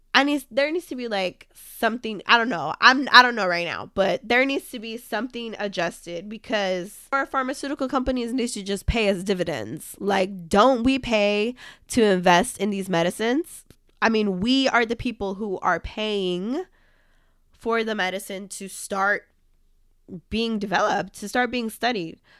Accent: California, United States; my home state, like I'm from California

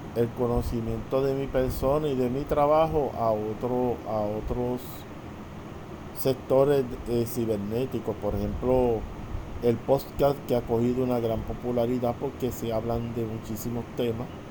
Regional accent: Puerto Rico; soy natural de Puerto Rico

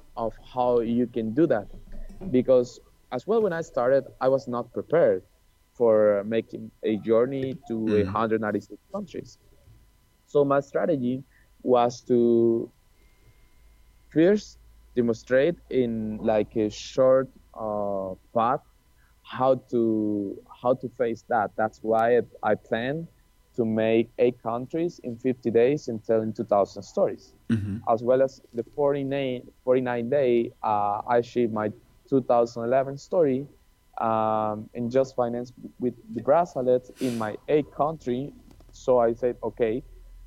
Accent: Colombia; moved away; Colombia, because this is my home country

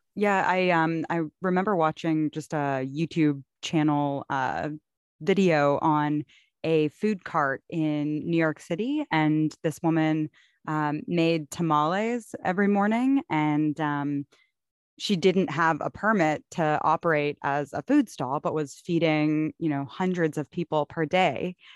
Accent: Toronto, Ontario, Canada; growing up in Toronto, in Canada

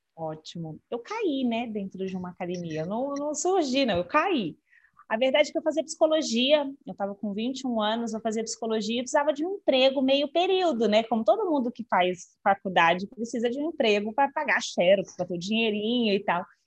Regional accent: Brasília, Federal District, Brazil; sou de Brasília

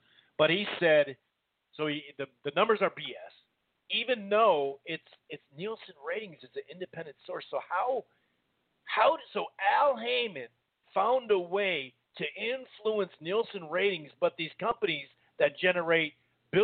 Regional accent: Minnesota, United States; I didn't see 3 rounds that he won, dude, and I'm from Minnesota.

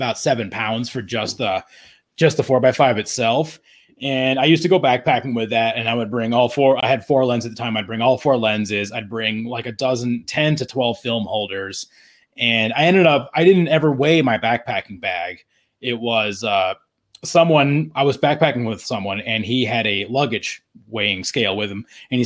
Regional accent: Estes Park, Colorado, United States; moved away as an adult; also born or lived in Phoenix; I grew up in Estes Park. I went to middle and high school there.

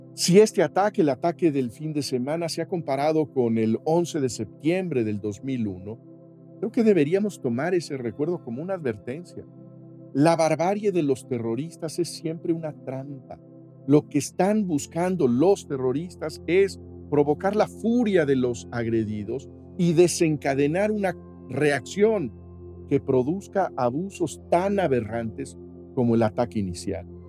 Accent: Mexico

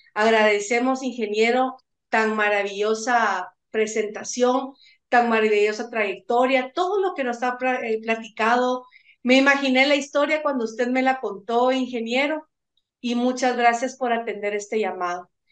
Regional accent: Guatemala; como guatemalteco, como profesional

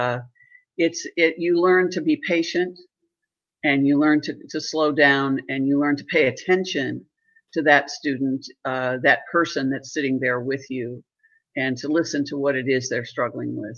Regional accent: Southern Ohio, United States; I grew up in Southern Ohio down in the hills

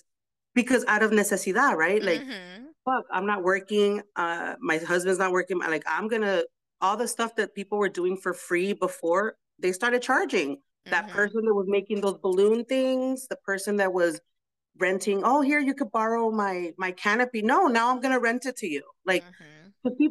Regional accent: United States; I was born here

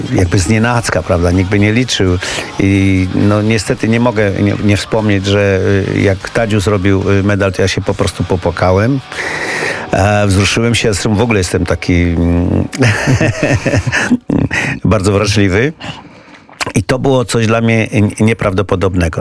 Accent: Poland; jestem z Polski.

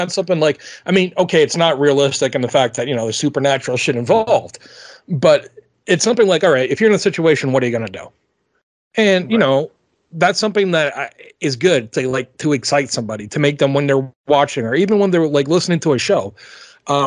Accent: tri-state area, United States; I'm from, you know, the Tri-Cities, you know, I'm from the Tri-States, not Tri-Cities, Tri-State.

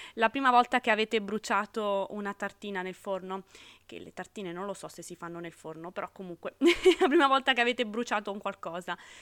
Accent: Sardinia, Italy; moved away as an adult; now in Rome, Italy; sono sarda di origine ma romana d'adozione da 10 anni quasi

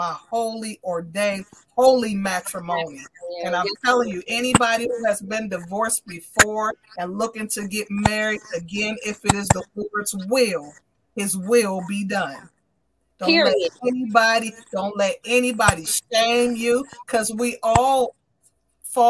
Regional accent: Aliquippa, Pennsylvania, United States; now in Williamsport, United States; I am from the city of Aliquippa, Pennsylvania. That's my hometown.

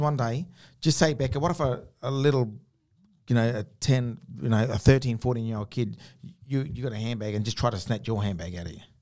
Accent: Geraldton, Western Australia, Australia; I grew up around Geraldton

